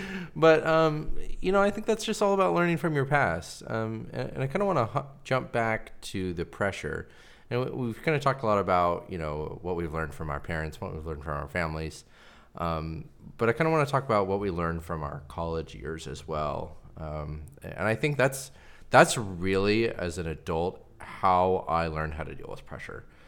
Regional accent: Pacific Northwest, United States; I grew up here in the Pacific Northwest.

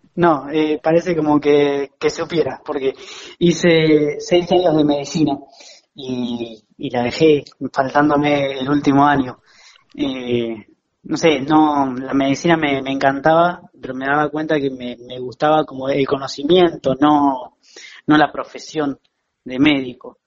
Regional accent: La Plata, Buenos Aires Province, Argentina; moved away as an adult; now in Buenos Aires, Argentina; yo soy platense, pero en 2015 me mudé para, Capital

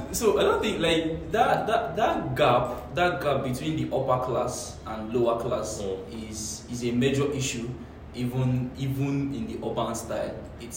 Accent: Enugu, Enugu State, Nigeria; now in Lagos, Nigeria; I was born in Enugu, and Enugu has a fantastic landscape.

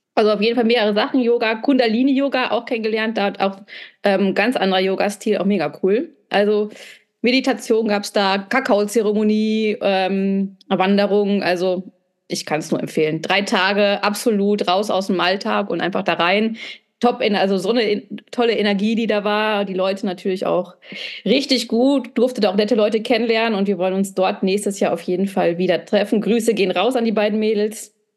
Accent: North Rhine-Westphalia, Germany; moved away; also born or lived in southern Germany (mountains); in Ostwestfalen, wo ich herkomme

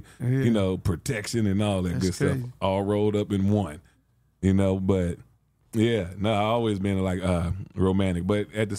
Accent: Los Angeles, California, United States; You know, I came from South Central Los Angeles.

